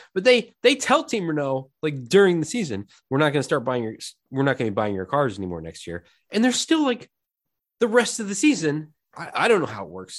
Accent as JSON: {"language": "English", "town": "Indianapolis", "region": "Indiana", "country": "United States", "tie": "born or raised there", "said": "growing up in Indianapolis"}